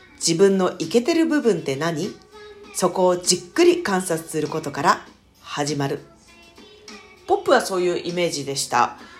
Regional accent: Tokyo, Japan; accent: Edo dialect; 私もともとあの、東京出身で自分の方言は江戸弁っていう方言なんですけど

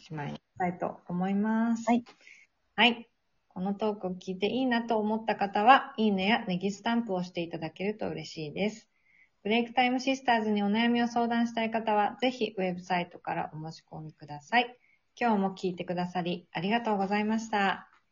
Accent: Kanto, Japan; moved away as an adult; now in Sweden; なんか関東人だから雪に慣れてないんだよね

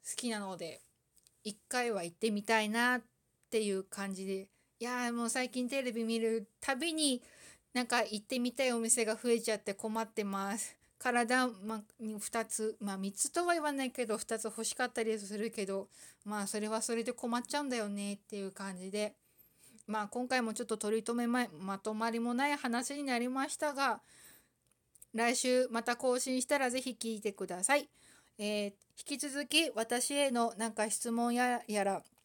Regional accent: Aomori, Japan; 青森県生まれだけど

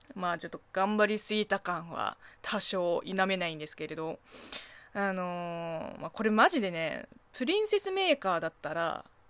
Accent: Zhejiang, China; Japanese is a second language; now in Japan; 私の地元あの浙江省は南の方なんで

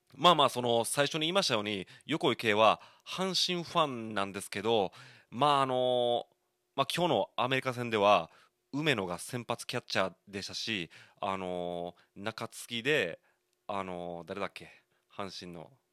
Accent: Shiga, Japan; also born or lived in Osaka; now in Kobe, Japan; 僕大阪生まれ滋賀育ちなわけですけど

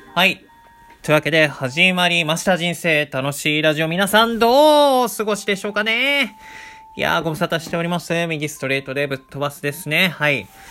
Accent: Chiba, Japan; もともと僕らも千葉育ち

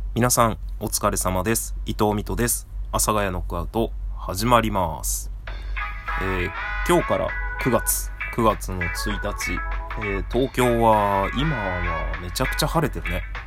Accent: Seki, Gifu, Japan; 僕の出身の岐阜県の関市というところが刃物で有名な町で

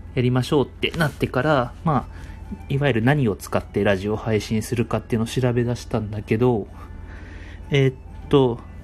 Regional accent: Chiba, Japan; 僕はあの、地元が千葉

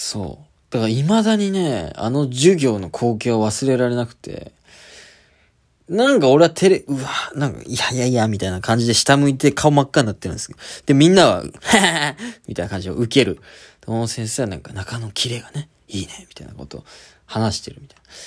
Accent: Kyushu, Japan; also born or lived in Kitakyushu; 家の近く、九州の九州工業大学っていう国立の大学に、しぶしぶ行くことになる

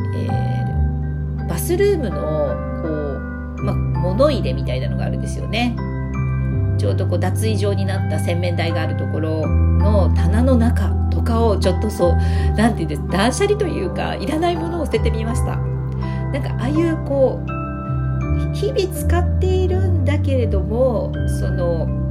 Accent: Fukuoka, Japan; now in Tokyo, Japan; 私の地元の福岡

